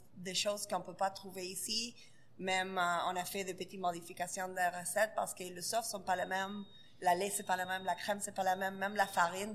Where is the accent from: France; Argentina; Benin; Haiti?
Argentina; French is a second language; also born or lived in New York; now in Montreal, Canada; Je suis de l'Argentine, oui. Originalement, c'est de l'Argentine.